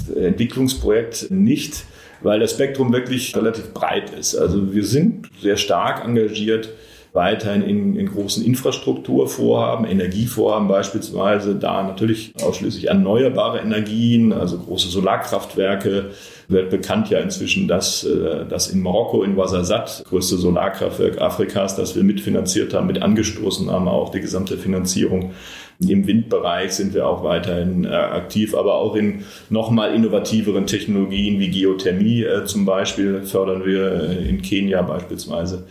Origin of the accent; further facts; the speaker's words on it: Bochum, North Rhine-Westphalia, Germany; moved away; meine Heimatstadt Bochum